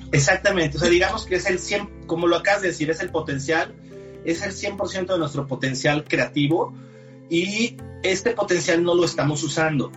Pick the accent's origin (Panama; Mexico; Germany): Mexico; Soy mexicano, 45 años de edad